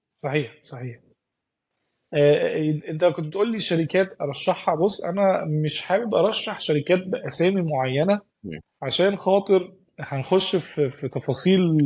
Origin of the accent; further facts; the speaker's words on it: Egypt; now in Dubai, United Arab Emirates; احنا كمصريين